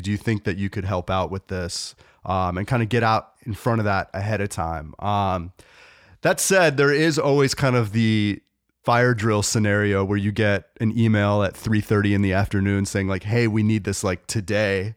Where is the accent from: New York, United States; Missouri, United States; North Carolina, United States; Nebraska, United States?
North Carolina, United States; moved away as an adult; I grew up in North Carolina and I moved back to North Carolina